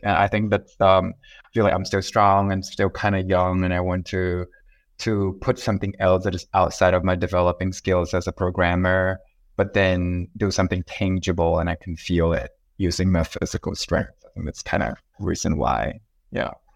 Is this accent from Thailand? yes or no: yes; Thailand; I'm from Thailand